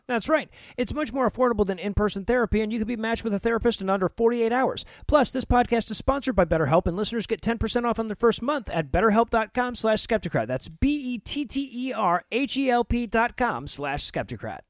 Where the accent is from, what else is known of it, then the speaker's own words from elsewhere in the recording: Georgia, United States; my home state of Georgia